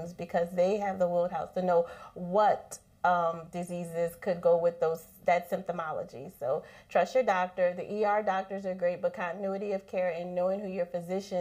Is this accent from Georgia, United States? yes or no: no; New Orleans, Louisiana, United States; I am born and raised in New Orleans